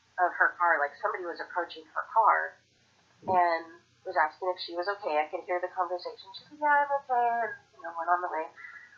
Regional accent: Portland, Oregon, United States; I grew up in Portland, Oregon.

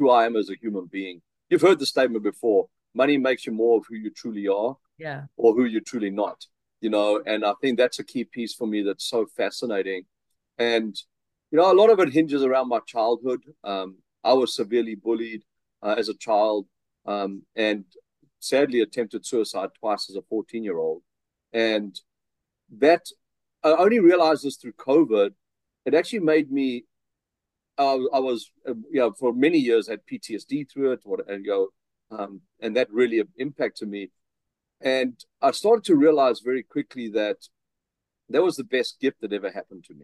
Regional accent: South Africa; accent: South African; moved away as an adult; now in Vancouver, Canada; I still have my South African accent

